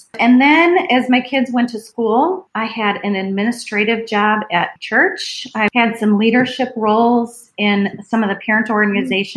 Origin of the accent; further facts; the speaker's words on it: Cleveland, Ohio, United States; I was born and raised in Cleveland